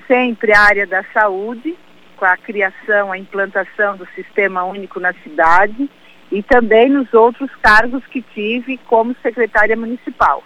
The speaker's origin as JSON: {"language": "Portuguese", "town": "Araranguá", "region": "Santa Catarina", "country": "Brazil", "tie": "born or raised there", "also_born_or_lived": "Timbé do Sul / Florianópolis", "lives_now": "São José, Brazil", "said": "Eu tive o, o, uma infância na cidade de Araranguá, fui com seis meses para Araranguá, fiz toda a minha adolescência e estudei também na cidade"}